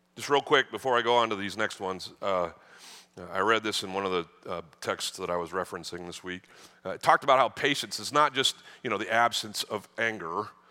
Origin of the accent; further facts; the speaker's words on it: the North, United States; now in Texas, United States; I, I grew up in the North